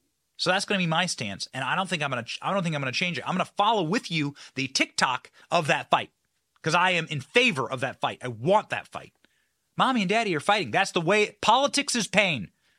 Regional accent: Iowa, United States; I was raised in Iowa. I went to school at the University of Iowa.

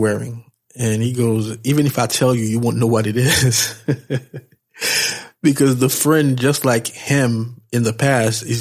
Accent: New York, United States; being from New York, we always think that we know everything. I don't know if this is unique to New York, but as a New Yorker, I can definitely attest to that fact

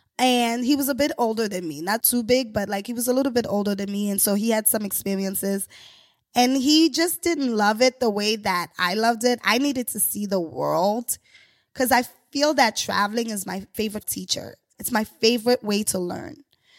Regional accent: New York, United States; I'm a New Yorker. I was like, I don't drive

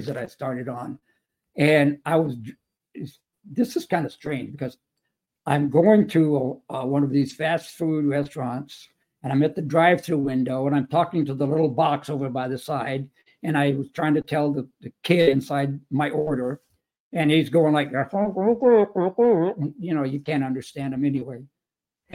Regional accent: El Paso, Texas, United States; also born or lived in Chicago; I was born and raised in El Paso, Texas

